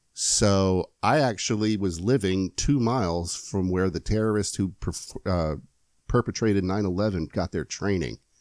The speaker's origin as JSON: {"language": "English", "town": "Lakeland", "region": "Florida", "country": "United States", "tie": "born or raised there", "said": "now my hometown is Lakeland. Lakeland, Florida"}